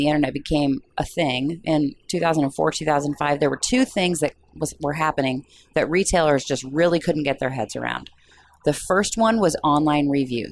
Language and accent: English; near Peoria, Illinois, United States; I grew up near Peoria, Illinois